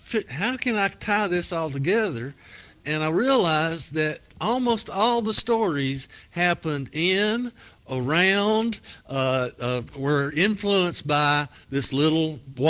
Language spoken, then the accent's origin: English; Petersburg, United States; These book sessions, my first one I did in my hometown of Petersburg, and had, I guess, 150 people that showed up.